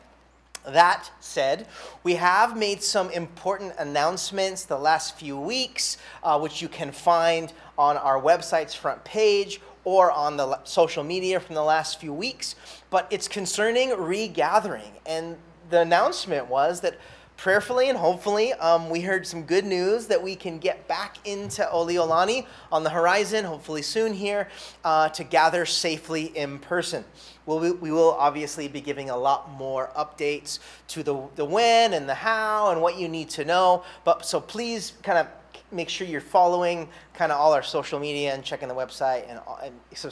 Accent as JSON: {"language": "English", "town": "Santa Barbara", "region": "California", "country": "United States", "tie": "born or raised there", "moved": "yes", "lives_now": "Honolulu, United States", "said": "Santa Barbara, California, my hometown"}